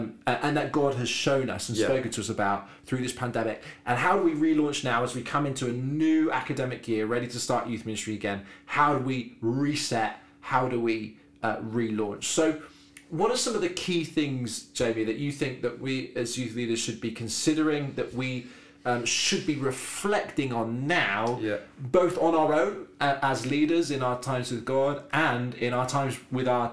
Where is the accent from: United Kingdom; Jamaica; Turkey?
United Kingdom; Devon, South West England; moved away as an adult; I am from Devon, so I lived 18 years in Devon.